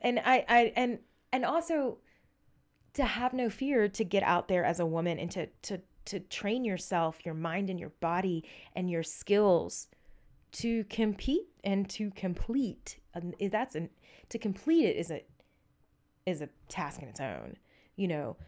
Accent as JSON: {"language": "English", "region": "Southeast Texas", "country": "United States", "tie": "born or raised there", "said": "I grew up in the South. I'm from Southeast Texas."}